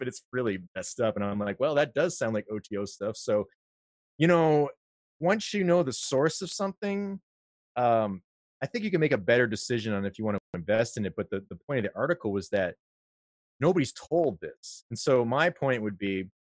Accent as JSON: {"language": "English", "country": "United States", "said": "I'm an American"}